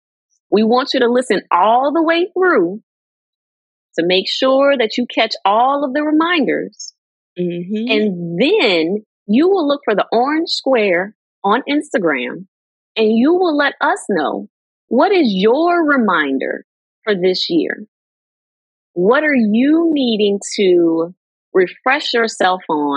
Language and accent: English; New Orleans, Louisiana, United States; New Orleans till